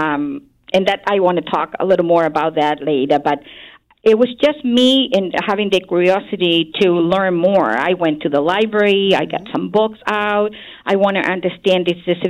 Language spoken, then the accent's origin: English; Santiago, Santiago Metropolitan Region, Chile; moved away as an adult; now in United States; I'm originally from Chile, which is a country in the western part of South America. And I grew up in Santiago, the capital.